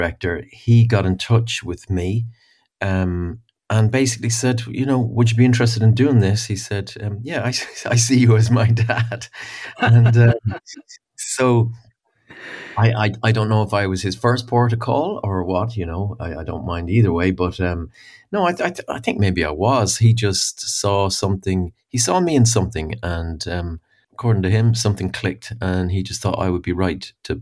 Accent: Dublin, west of Ireland, Ireland; I've had the privilege of growing up in Dublin, but also all my formative years in the west of Ireland.

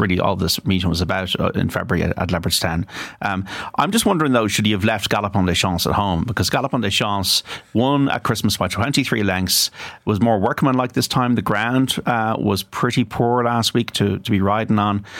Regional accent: Ireland; as an Irish journalist

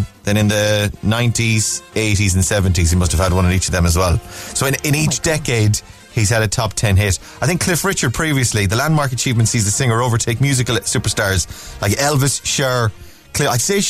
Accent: Ballina, Connacht, Ireland; moved away; also born or lived in Coolock, Dublin; I'm actually from Mayo, I'm from the west of Ireland, but when I lived in Coolock, we lived in Coolock for about 7 or 8 years.

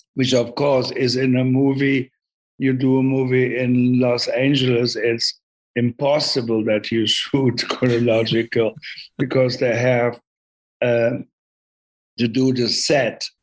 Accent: Germany; English is a second language; moved away as an adult; also born or lived in London; I grew up in Germany

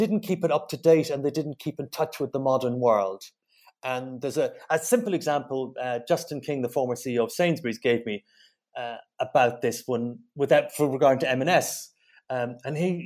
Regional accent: Dublin, Leinster, Ireland; moved away as an adult; also born or lived in London / Southern Germany; I'm from Sutton. I grew up at Sutton Cross

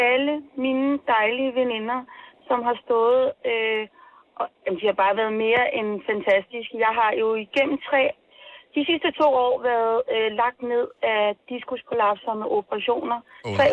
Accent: Colombia; Danish is a second language; now in Denmark; Så jeg er oprindelig fra Colombia, mm. men, men da jeg kom til Danmark, øh, jeg har mødt kun øh, gode oplevelser.

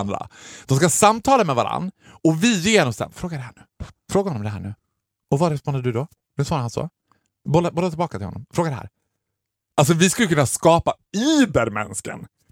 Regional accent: Borlänge, Dalarna County, Sweden; moved away; när jag var hemma i Borlänge

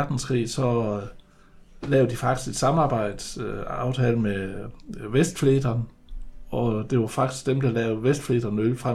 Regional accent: Jutland, Denmark; vi er jo jyder

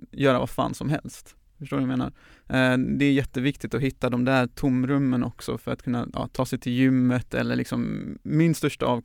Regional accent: Gothenburg, Västra Götaland, Sweden; 31-årig göteborgare som, ehm, ja, gillar att arbeta för människors rättigheter. Jag eh, är uppvuxen eh, i Göteborgs förorter, har eh, utländsk bakgrund men är född här i Sverige.

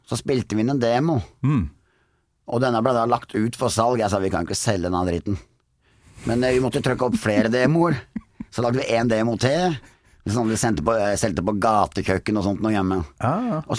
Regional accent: Kolvereid, Trøndelag, Norway; heimbygda mi, Kolvereid?

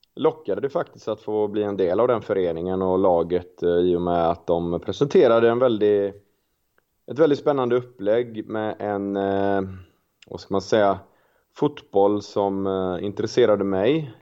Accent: Gothenburg, Västra Götaland, Sweden; jag är familjefar och göteborgare

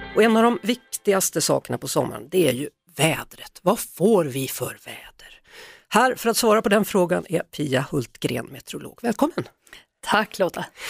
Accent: Skövde, Västra Götaland, Sweden; moved away; min hemort Skövde

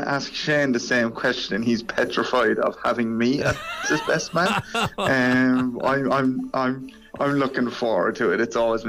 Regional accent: Ireland; moved away as an adult; I'm still Irish, even though I'm living all the way over here.

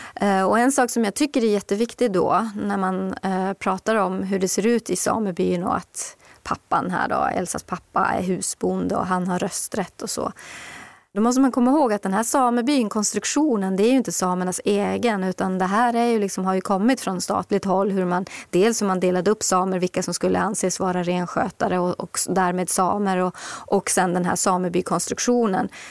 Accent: Kiruna, Norrbotten County, Sweden; moved away as an adult; also born or lived in Nedre Soppero; now in Stockholm, Sweden; jag är själv född och uppvuxen i Kiruna och bodde där tills jag var 27 och sen flyttade jag ner hit.

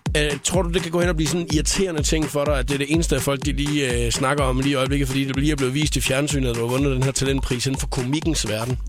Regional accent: Skalkendrup, Southern Denmark, Denmark; moved away; jeg kommer hjem til min hjemstavn Skalkendrup

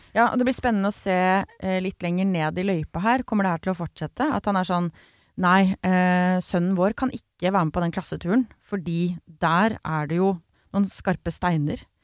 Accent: Grimstad, Agder, Norway; Jeg er fra Grimstad selv

